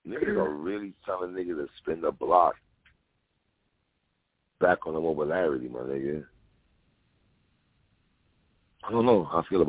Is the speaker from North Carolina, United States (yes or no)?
no; New York City, New York, United States; now in Miami, United States; I'm from Brooklyn. Even though I'm here in Miami, Brooklyn never leaves my heart and soul